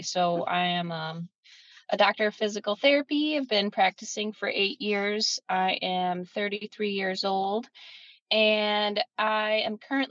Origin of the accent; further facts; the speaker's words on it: Milwaukee, Wisconsin, United States; I am from Milwaukee, Wisconsin. I was born and raised in Milwaukee, so I've stayed here.